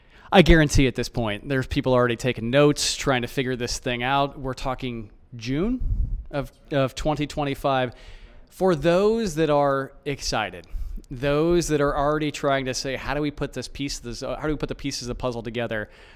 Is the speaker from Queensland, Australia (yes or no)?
no; Melbourne, Victoria, Australia; from Melbourne, saying thanks for listening.